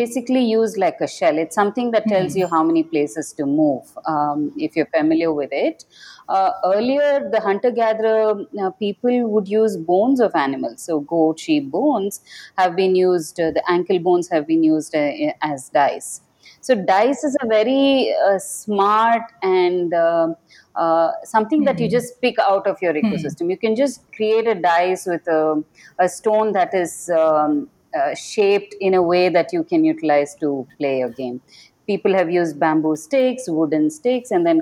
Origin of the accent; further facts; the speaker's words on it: Bengaluru, Karnataka, India; I come from Bengaluru.